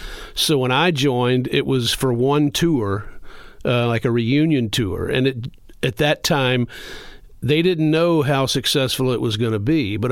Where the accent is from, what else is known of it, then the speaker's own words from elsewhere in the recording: the South, United States; Growing up in the South, I was much more